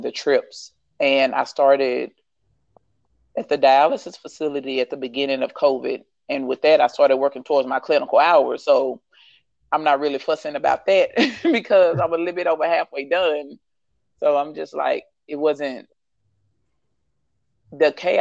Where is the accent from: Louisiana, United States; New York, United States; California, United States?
Louisiana, United States; moved away as an adult; now in Dallas, United States; once we left my hometown in Louisiana, came to Dallas